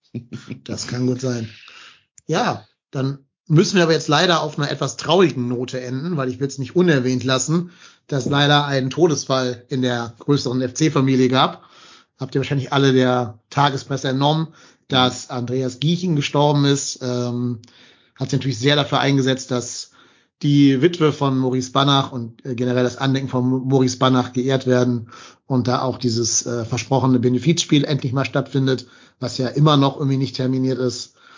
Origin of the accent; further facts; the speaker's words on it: North Rhine-Westphalia, Germany; nicht als Kölner, aber als Rheinländer